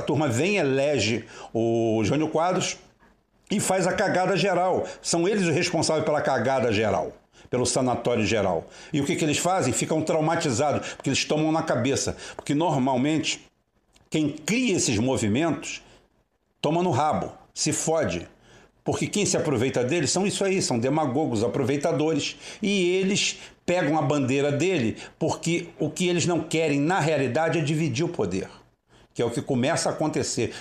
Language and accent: Portuguese; Brazil; nós somos brasileiros